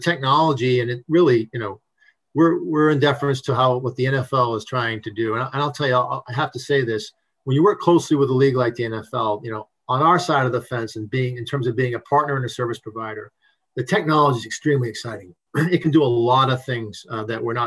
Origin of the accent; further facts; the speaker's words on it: New England, United States; moved away; I'm from New England originally.